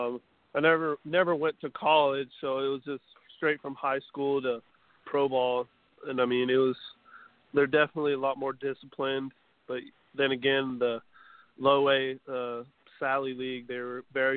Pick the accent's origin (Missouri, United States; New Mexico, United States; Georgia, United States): New Mexico, United States; The 2 local colleges in my home state, New Mexico State, UNM, University of New Mexico